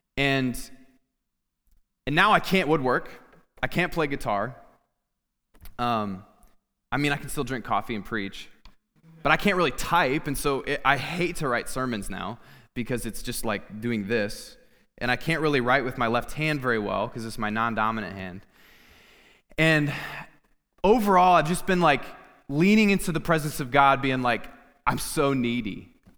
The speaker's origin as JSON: {"language": "English", "town": "Clinton", "region": "Iowa", "country": "United States", "tie": "born or raised there", "said": "my family and I moved back to my hometown. I'm from Clinton, Iowa"}